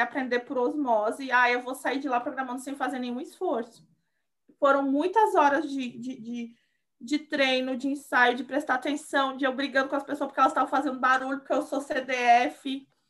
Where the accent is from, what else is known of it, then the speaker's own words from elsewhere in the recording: Rio Grande do Sul, Brazil; moved away as an adult; also born or lived in Salvador, Bahia; eu sou do Rio Grande do Sul, é, mas eu fiquei muitos anos na Bahia, em Salvador.